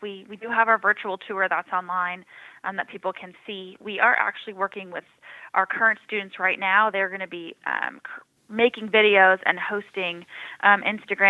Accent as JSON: {"language": "English", "town": "San Diego", "region": "California", "country": "United States", "tie": "born or raised there", "also_born_or_lived": "Rock Hill, South Carolina", "moved": "as an adult", "lives_now": "South Carolina, United States", "said": "I actually am born and raised in San Diego"}